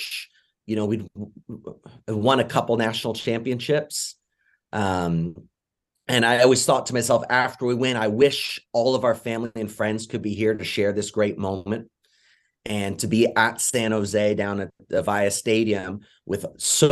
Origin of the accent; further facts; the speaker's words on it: England, United Kingdom; now in United States; I'm originally from England, so I'm always a supporter of England as well